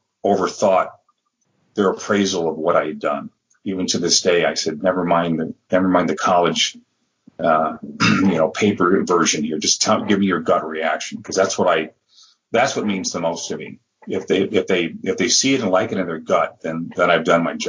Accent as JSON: {"language": "English", "town": "Madison", "region": "Wisconsin", "country": "United States", "tie": "born or raised there", "also_born_or_lived": "Milwaukee, Wisconsin", "said": "I was living about 2 hours out of Madison, where I was born, and in Milwaukee."}